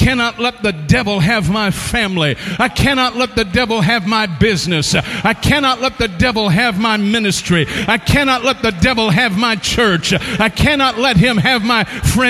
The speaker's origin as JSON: {"language": "English", "region": "the South", "country": "United States", "said": "I'm from the South"}